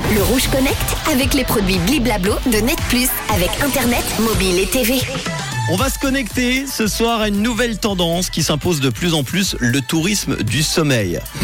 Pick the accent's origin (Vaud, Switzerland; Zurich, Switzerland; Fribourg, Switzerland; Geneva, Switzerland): Geneva, Switzerland; chez nous à Genève